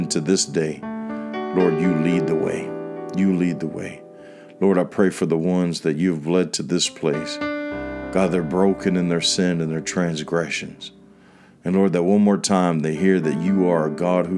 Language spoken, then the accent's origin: English; DeLand, Florida, United States; which is in Deland, Florida, which was a block away from the church that I was serving at. It's right in my hometown where I was born and raised.